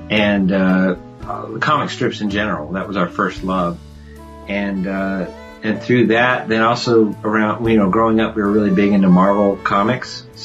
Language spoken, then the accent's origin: English; California, United States; Well, I grew up in California, and as you mentioned, I have a twin brother, Tony